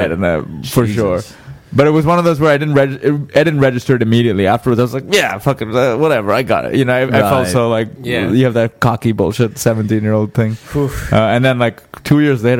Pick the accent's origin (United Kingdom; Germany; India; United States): India; moved away; I grew up in India